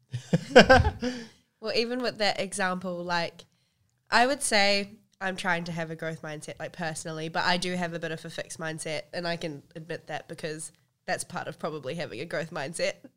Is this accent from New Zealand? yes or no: yes; New Zealand; I've grown up as a Kiwi Indian